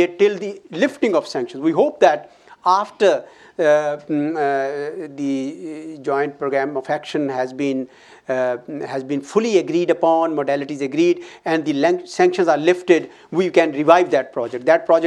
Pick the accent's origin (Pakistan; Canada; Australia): Pakistan; as a Pakistani